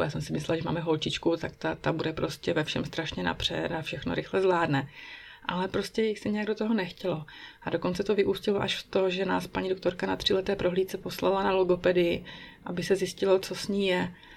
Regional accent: Czechia; first language Czech; moved away as an adult; now in Bern, Switzerland; u nás v Česku

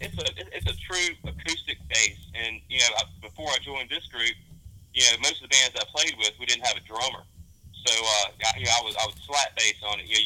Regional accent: Caledonia, Mississippi, United States; I'm from Caledonia.

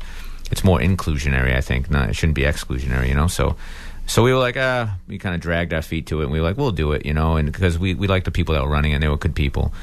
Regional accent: Acushnet, Massachusetts, United States; also born or lived in New Bedford, Massachusetts; I'm from New Bedford, Massachusetts, by way of Acushnet. Or I should say, from Acushnet by way of New Bedford. But anyway, I live down there.

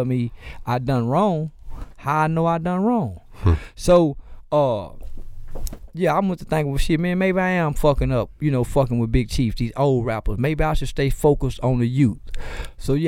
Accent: Fort Worth, Texas, United States; I'm from Fort Worth

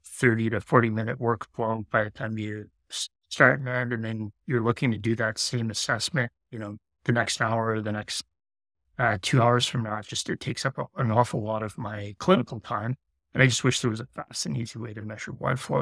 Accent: Sudbury, Ontario, Canada; also born or lived in Vancouver; I came back home to do grad studies. So I'm, I'm from Sudbury

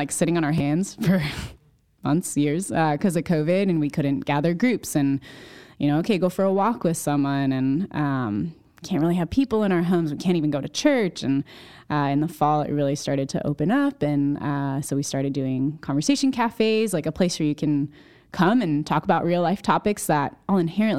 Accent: Connecticut, United States; I grew up in Central Connecticut, went to school in New Hampshire, got involved with Crew.

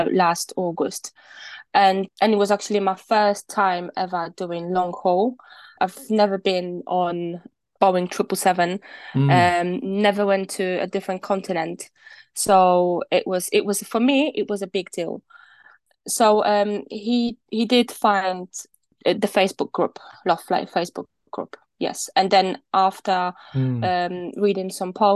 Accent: Poland; moved away as an adult; now in London, United Kingdom; I was born in Poland, and I came to England when I was 23, and that's where I live. I live in England, in London

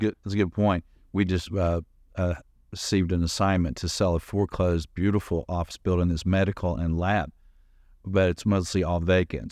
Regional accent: Atlanta, Georgia, United States; I grew up in Atlanta in the city

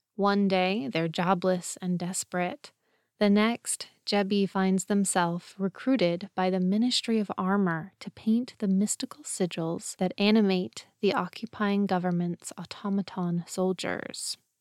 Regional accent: United States; I'm an American

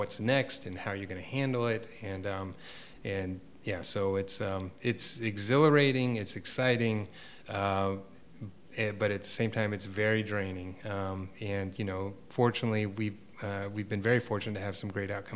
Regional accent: East Coast, United States; moved away as an adult; also born or lived in Portland, Oregon / Atlanta, Georgia; now in Savannah, United States; I was from the East Coast.

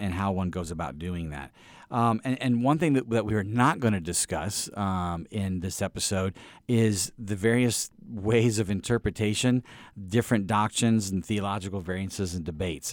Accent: East Peoria, Illinois, United States; I grew up in Illinois

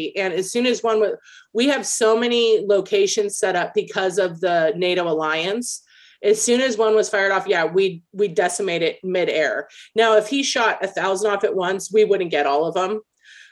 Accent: United States; as an American

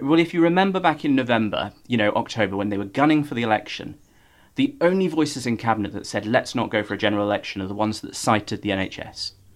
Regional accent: Norfolk, East of England, United Kingdom; now in London, United Kingdom; I grew up in Norfolk, small town.

